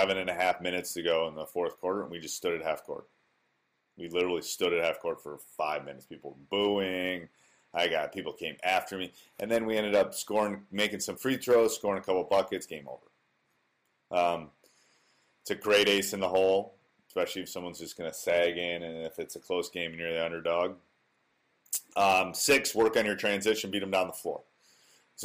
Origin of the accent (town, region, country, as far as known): Wisconsin, United States; born or raised there